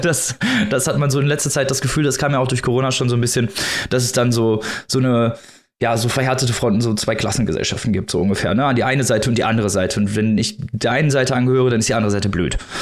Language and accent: German; Germany; wir als Deutsche